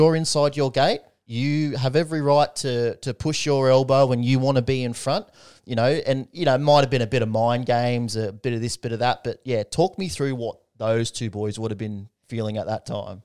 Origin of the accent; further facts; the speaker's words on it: Australia; Could, couldn't be prouder as an Aussie